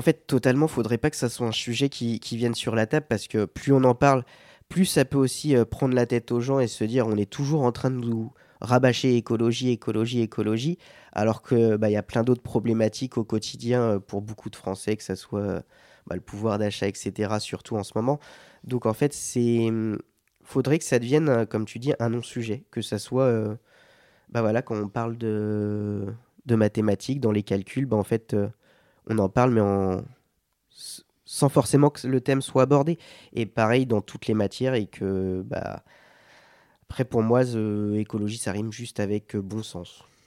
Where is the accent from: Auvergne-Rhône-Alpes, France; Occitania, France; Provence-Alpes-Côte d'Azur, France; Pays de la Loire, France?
Pays de la Loire, France; Sarthe; je viens de la Sarthe, le monde de l'agriculture, j'en ai beaucoup autour de moi d'agriculteurs